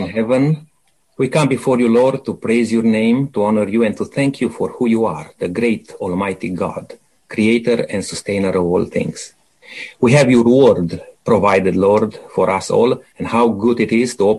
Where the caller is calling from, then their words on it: Adelaide, South Australia, Australia; Now, just to mention to our listeners, we are from Adelaide, producing this program